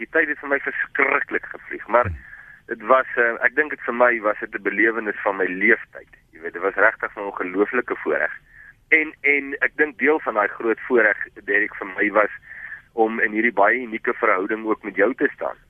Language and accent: Afrikaans; Vredendal, Western Cape, South Africa; Ek kom uit Vredendal uit.